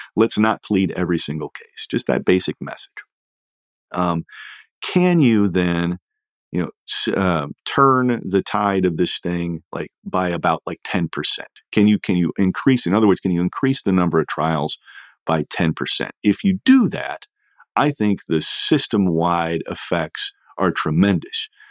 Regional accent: Indiana, United States; my home state of Indiana

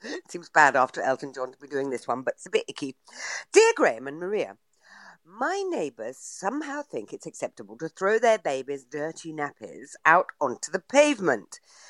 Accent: Bletchley, South East England, United Kingdom; my hometown of Bletchley

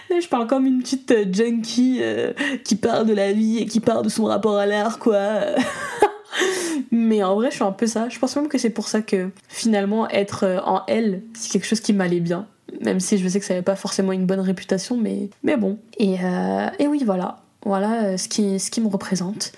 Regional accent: Comoros; je suis comorienne

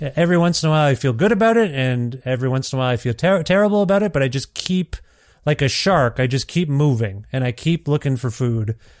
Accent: Canada; also born or lived in Ontario; now in Alberta, Canada; growing up as an Indian kid in Canada

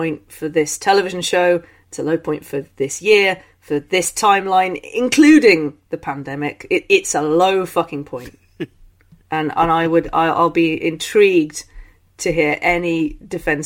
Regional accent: London, United Kingdom; I'm born in London

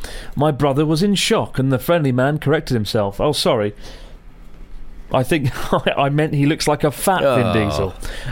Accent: Sweden; I'm from Sweden. My brother and I, two short, chunky dudes from Sweden, went on a proper bender in Tokyo in July

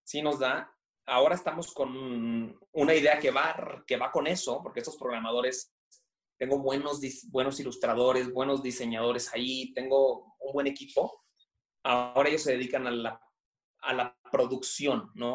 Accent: Monterrey, Nuevo León, Mexico; Yo, yo soy de Monterrey, no sé si se nota por el acento. Yo, soy regio

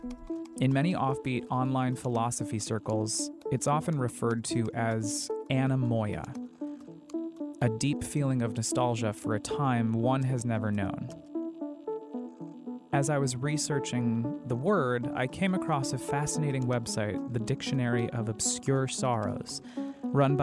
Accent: Colorado Springs, Colorado, United States; I grew up in Colorado Springs, Colorado, nestled in the foothills of the Rockies

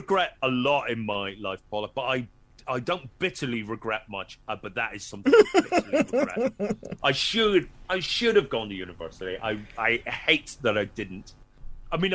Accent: Northern Ireland, United Kingdom; Very quiet, very quiet kid.

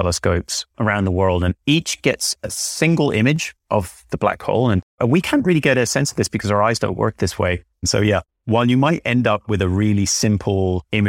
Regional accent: Northern Ireland, United Kingdom; Well, I grew up in Northern Ireland, which maybe, I don't know how obvious that is from my accent these days

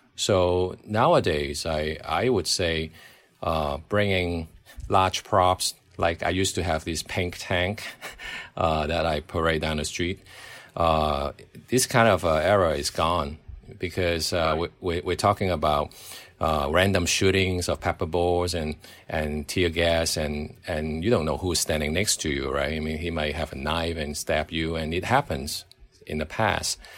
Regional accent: Hong Kong; I grew up in Hong Kong watching, uh, British comedy

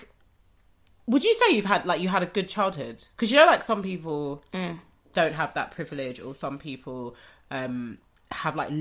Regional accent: London, United Kingdom; growing up in Rotherhithe.

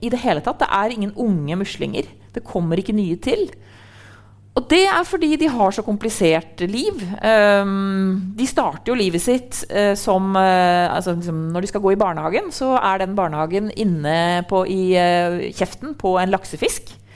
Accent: Trondheim, Trøndelag, Norway; jeg er jo fra Trondheim

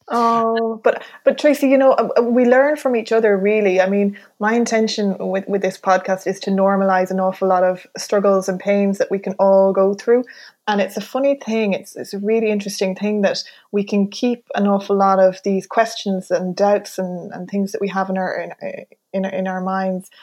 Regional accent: Mayo, Connacht, Ireland; I'm from the country. I'm from Mayo.

